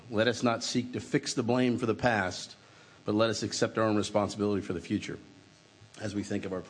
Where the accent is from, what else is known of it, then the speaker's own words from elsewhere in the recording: Massachusetts, United States; now in Broward County, United States; because I am from Massachusetts.